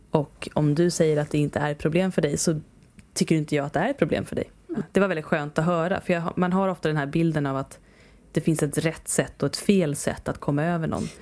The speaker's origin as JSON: {"language": "Swedish", "country": "Sweden", "said": "som svensk"}